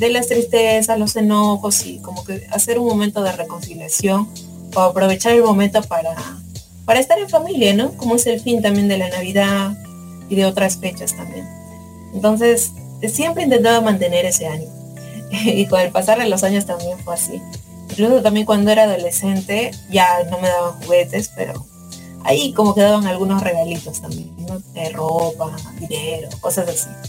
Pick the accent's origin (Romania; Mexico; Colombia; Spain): Spain; cosplayer de España, y les invito a seguir escuchando Radio Conexión.